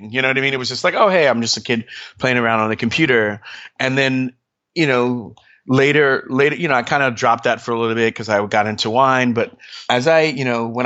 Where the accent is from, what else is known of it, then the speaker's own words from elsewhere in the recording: Trenton, New Jersey, United States; born there; I grew up kind of all over. I was born in Trenton, New Jersey and um, my mom was uh, in the army, and we kind of traveled all over. We lived overseas